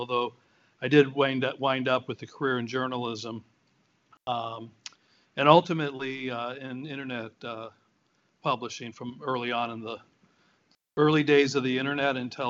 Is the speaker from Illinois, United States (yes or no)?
yes; Chicago, Illinois, United States; I live in Chicago. I grew up in Chicago. Lived in a variety of other places